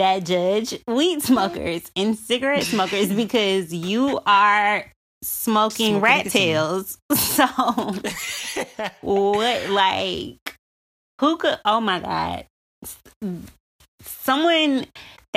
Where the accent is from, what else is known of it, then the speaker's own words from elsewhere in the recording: Alabama, United States; Alabama, my home state